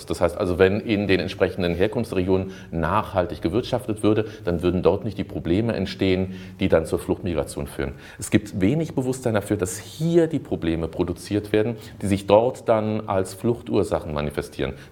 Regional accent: Germany; wir als Deutsche äh, sind Energiewende, äh, Avantgardisten, ja, wir sind Umweltbewusstseinsweltmeister und sowas

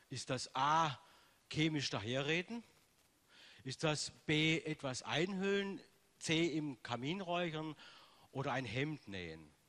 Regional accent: Baden-Württemberg, Germany; Äh, ich habe irgendwann mal Deutsch gelernt, obwohl man das, ich immer noch aus dem Schwabenland komme. Es ist immer so, so kein richtiges Deutsch.

